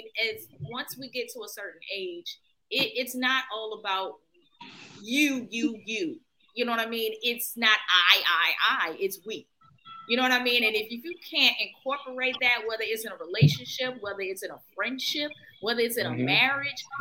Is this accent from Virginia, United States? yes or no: yes; Virginia, United States; moved away; I'm from Virginia